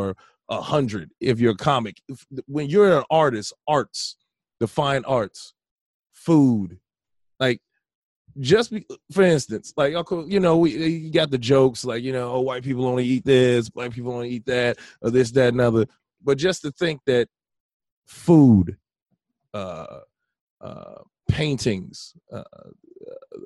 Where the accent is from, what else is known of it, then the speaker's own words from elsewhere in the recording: Merrillville, Indiana, United States; I remember growing up in Maryville, being in Indiana, Northwest Indiana